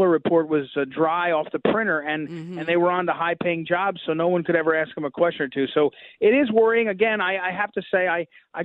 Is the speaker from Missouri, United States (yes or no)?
yes; Missouri, United States; from Missouri, my home state